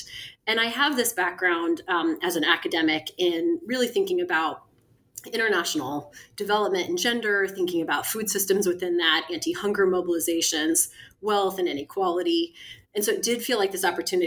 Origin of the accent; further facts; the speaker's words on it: Kansas City, United States; moved away; also born or lived in London / San Francisco / New Orleans; I grew up in Kansas City